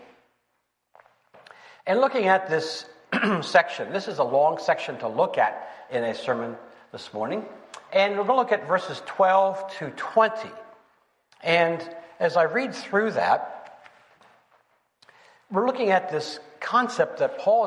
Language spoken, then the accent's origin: English; Pennsylvania, United States; moved away; my wife and I, we're from Pennsylvania, and we rooted for the Phillies.